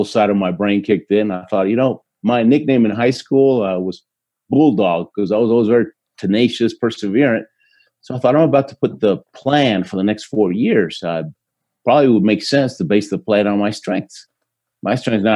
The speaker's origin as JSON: {"language": "English", "town": "Houston", "region": "Texas", "country": "United States", "tie": "born or raised there", "also_born_or_lived": "Argentina", "first_language": "Spanish", "second_language": "English"}